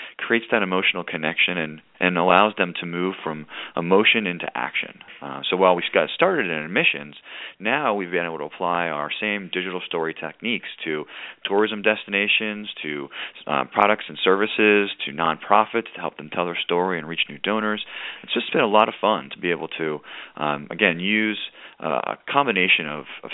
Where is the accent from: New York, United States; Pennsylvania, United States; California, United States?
Pennsylvania, United States; Pittsburgh; moved away as an adult; also born or lived in Richmond, Virginia; I was from Pittsburgh, Pennsylvania, didn't really know Richmond before I came down to view it